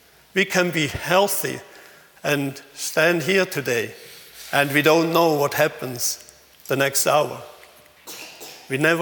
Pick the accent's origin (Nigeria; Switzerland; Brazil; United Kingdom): Switzerland; accent: Swinglish; English is a second language; also born or lived in Thailand